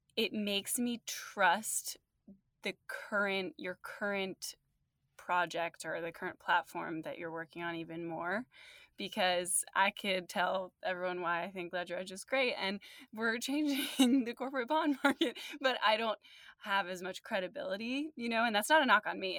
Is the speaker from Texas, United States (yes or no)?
no; New Jersey, United States; also born or lived in London; now in New York, United States; I was born in New Jersey and I'm now in New York